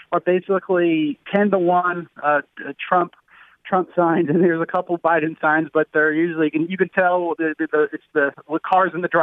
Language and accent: English; New Jersey, United States; moved away; I'm originally from New Jersey